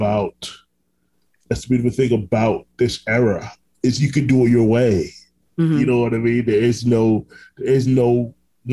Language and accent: English; Orlando, Florida, United States; also born or lived in Brooklyn, New York; I was raised in Orlando, Florida, which I still live here now